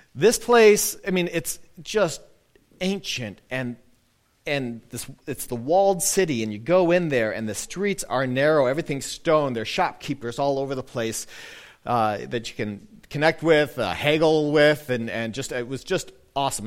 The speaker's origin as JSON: {"language": "English", "area": "a town just north of Milwaukee", "region": "Wisconsin", "country": "United States", "tie": "born or raised there", "said": "I grew up in a town uh, just north of Milwaukee, a, a pretty small town, eight, 9,000 people"}